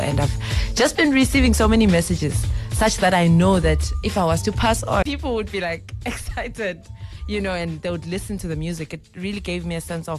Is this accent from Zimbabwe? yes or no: yes; Zimbabwe; I grew up in Zimbabwe. I'm originally from Zimbabwe.